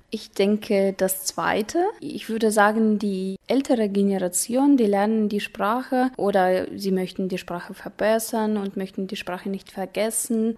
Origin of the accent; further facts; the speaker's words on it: Ust-Kamenogorsk, East Kazakhstan Region, Kazakhstan; ich komme aus Kasachstan, aus einer wunderschönen Stadt Ustkaminagorsk